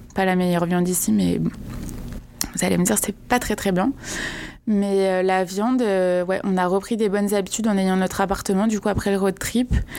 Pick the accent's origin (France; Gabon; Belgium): France; moved away as an adult; also born or lived in Paris; now in Quebec, Canada; comment on vit en tant que Français